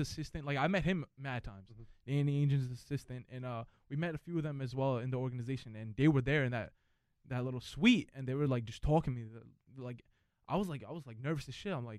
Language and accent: English; New York City, New York, United States; also born or lived in Boston; Growing up in New York